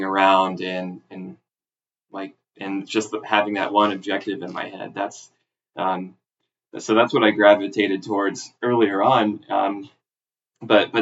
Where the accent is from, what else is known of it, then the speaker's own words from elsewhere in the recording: South Mississippi, United States; now in Seattle, United States; I grew up in South Mississippi